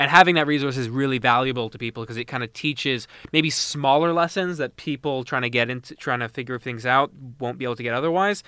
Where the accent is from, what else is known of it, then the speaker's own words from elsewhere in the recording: Mississauga, Ontario, Canada; I'm from Mississauga